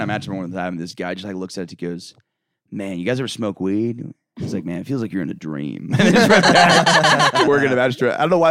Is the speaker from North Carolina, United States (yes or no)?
no; Winter Park, Florida, United States; moved away; Winter Park, Florida. It's like a suburb of Orlando.